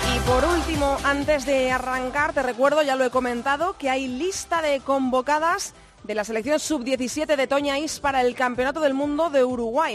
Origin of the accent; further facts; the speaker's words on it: Zamora, Castile and León, Spain; De haber nacido en una ciudad pequeñita. Eh, yo soy de Zamora